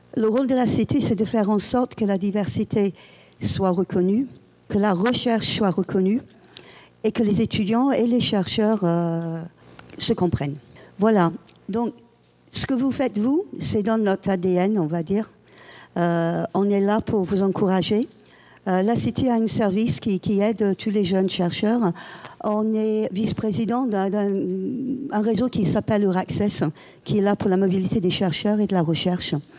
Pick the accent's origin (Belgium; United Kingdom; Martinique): United Kingdom; England; French is a second language; now in Paris, France; chez moi, en Angleterre